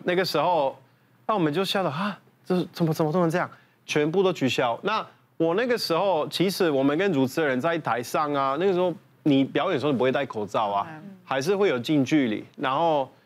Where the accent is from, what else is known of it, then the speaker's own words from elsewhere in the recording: Italy; now in Taiwan; 我们意大利人会怕